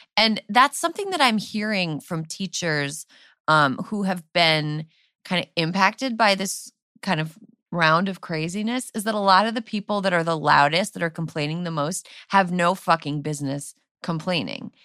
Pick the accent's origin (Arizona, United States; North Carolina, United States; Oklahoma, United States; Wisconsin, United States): Wisconsin, United States; when I grew up in Wisconsin